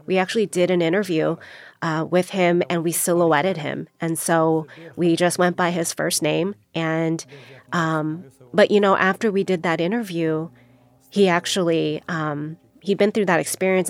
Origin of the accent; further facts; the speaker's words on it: United States; I was born here in the United States